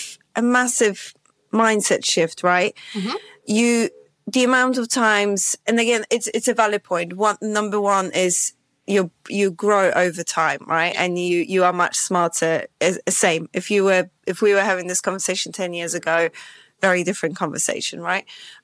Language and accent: English; Poland; English is a second language; So I'm Polish and my accent is just confused, right? So it has all sorts of different accents within it.